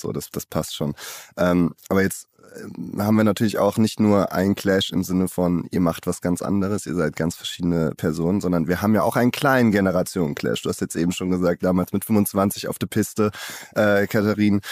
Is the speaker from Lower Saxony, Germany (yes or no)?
no; Cologne, North Rhine-Westphalia, Germany; ich halt äh, gebürtiger Kölner bin